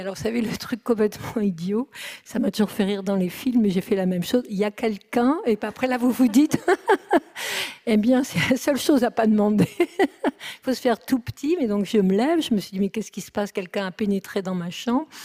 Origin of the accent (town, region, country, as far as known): France